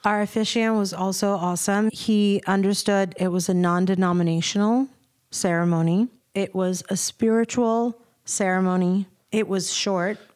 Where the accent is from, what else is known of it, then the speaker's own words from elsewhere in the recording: United States; also born or lived in Virginia; I was born in America and I was raised here